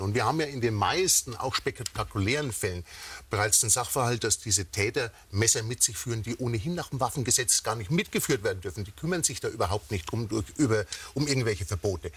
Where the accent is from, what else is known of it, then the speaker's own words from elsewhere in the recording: Schweinfurt, Bavaria, Germany; aus meiner Heimatstadt äh, Schweinfurt